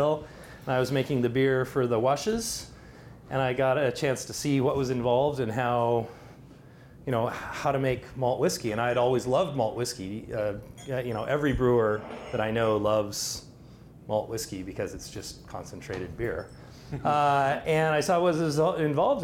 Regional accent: Seattle, Washington, United States; I grew up in Seattle

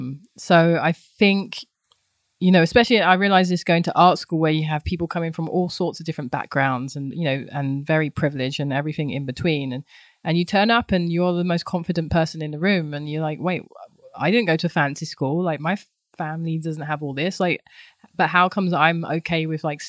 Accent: London, United Kingdom; moved away; I grew up in London, Southeast London, in a lovely place called Thamesmead

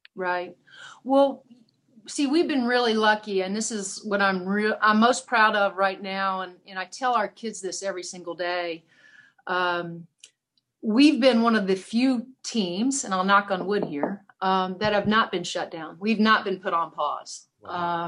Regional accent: Seymour, Indiana, United States; I'm the second famous person in Seymour.

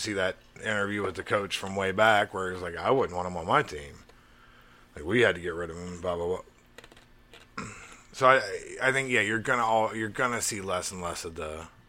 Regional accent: Crawford, Alabama, United States; I grew up in Crawford, Alabama.

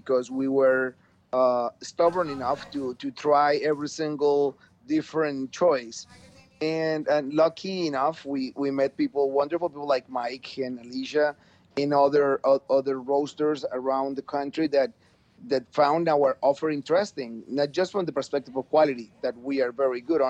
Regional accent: Manizales, Caldas, Colombia; moved away as an adult; So we came back to Colombia, to my hometown, which is called Manizales.

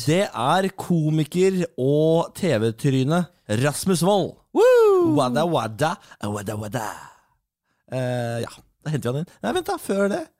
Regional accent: Moss, Østfold, Norway; Jeg er mossing, fatter'n er mossing

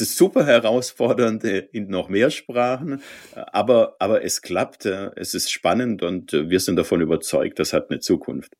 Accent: Swabia, Baden-Württemberg, Germany; ich bin Schwabe

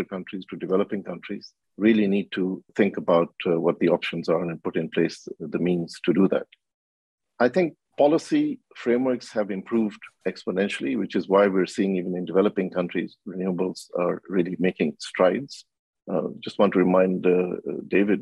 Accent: Kenya; I'm from Kenya.

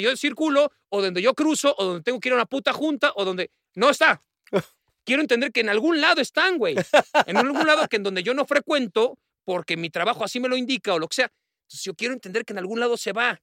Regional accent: Mexico City, Mexico; cómo somos los del DF, ¿no? Los que vivimos en la Ciudad de México

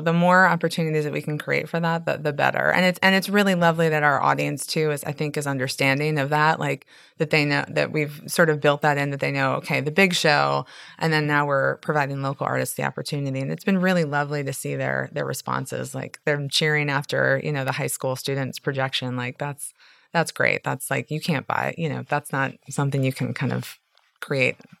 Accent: Chicago, Illinois, United States; now in New Orleans, United States; I'm from Chicago

